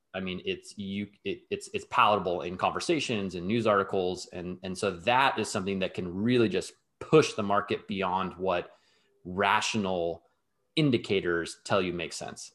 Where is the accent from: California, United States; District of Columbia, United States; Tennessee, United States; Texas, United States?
California, United States; Southern; moved away; also born or lived in New York / London; I'm born and raised in Southern California, although I've, I've lived in New York, I've lived in London